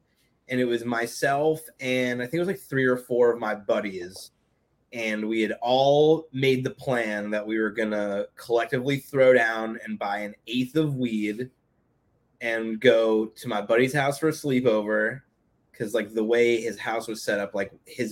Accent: Hastings-on-Hudson, New York, United States; I grew up in a small town called Hastings, New York

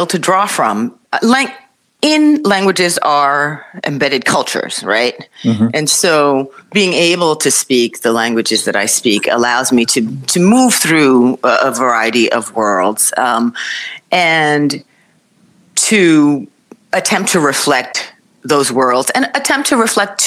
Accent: United States; I grew up in the United States

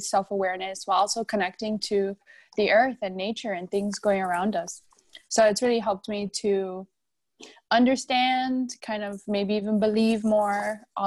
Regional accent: Miami, Florida, United States; I am from Miami

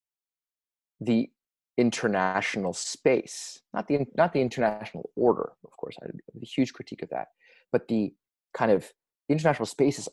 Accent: Los Angeles, California, United States; moved away; I am from Los Angeles originally

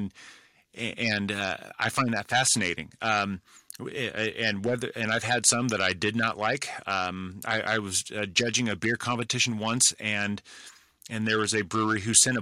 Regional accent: California, United States; I grew up in California, so the influence of Mexico is prominent in my life

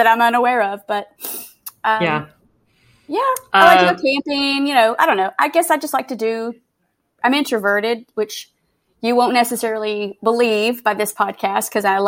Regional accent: Macon, Georgia, United States; moved away as an adult; now in Austin, United States; I am originally from Georgia. I grew up in the Macon area of Georgia, and I now live in Austin.

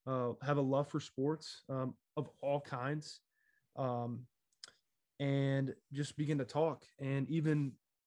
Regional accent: Southwest Ohio, United States; moved away as an adult; also born or lived in Virginia; I'm from Southwest Ohio, but attended college in Virginia

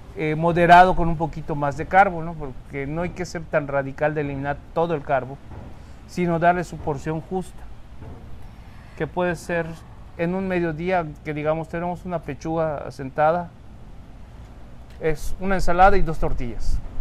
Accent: Cozumel, Quintana Roo, Mexico; los que somos de Cozumel

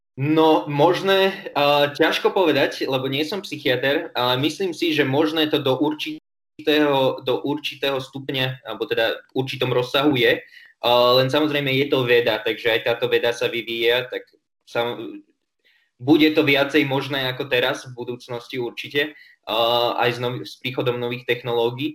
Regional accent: Trenčín, Trenčín Region, Slovakia; ja som Trenčan pôvodom

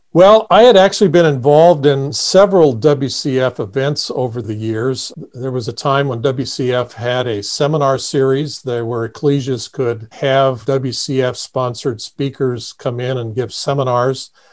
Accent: Indiana, United States; moved away as an adult; now in Kansas City, United States; I grew up in Indiana, on a farm

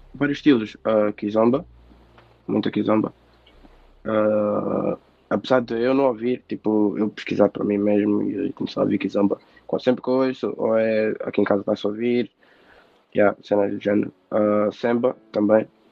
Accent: Portugal; tenho 19 anos, nasci em Portugal.

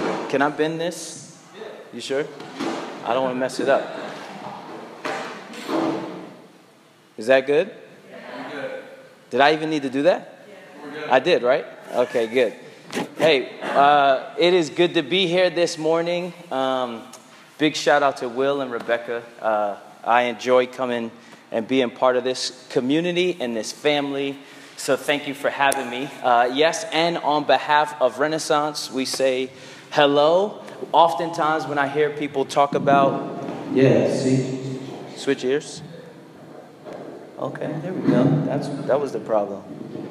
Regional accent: Brooklyn, New York, United States; It's also good to be back in Brooklyn. I'm a Brooklyn native

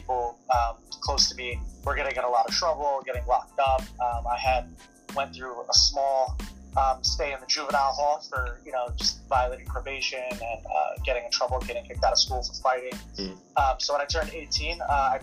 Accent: Detroit, Michigan, United States; I grew up in Detroit, Michigan

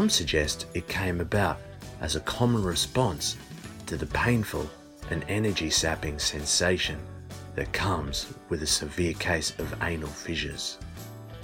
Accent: Australia; I'm from Australia

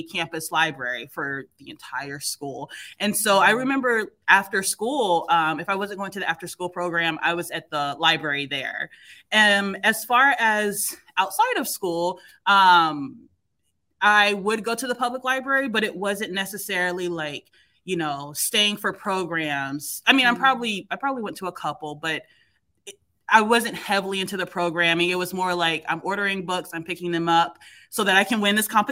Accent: Ohio, United States; moved away as an adult; also born or lived in Springfield, Massachusetts; now in Boston, United States; I'm in Boston. I'm originally from Ohio, but I ended up going to undergrad in Springfield, Mass.

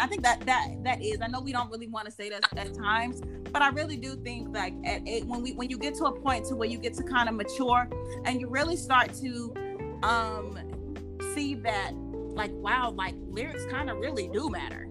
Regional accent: the South, United States; I grew up here in the South

